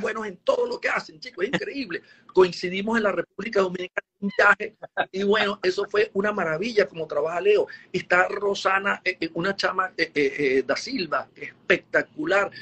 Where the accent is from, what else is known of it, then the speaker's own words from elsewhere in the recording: Caracas, Capital District, Venezuela; also born or lived in Puerto La Cruz, Venezuela; Yo nací en Puerto La Cruz, bueno, y eso me, encanta Puerto La Cruz, pero no viví mucho tiempo allá, nos mudamos hacia Caracas apenas al año, ya estábamos en Caracas por el trabajo de mi papá